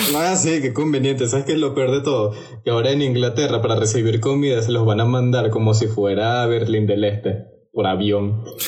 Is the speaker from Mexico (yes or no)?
no; Venezuela; como soy venezolano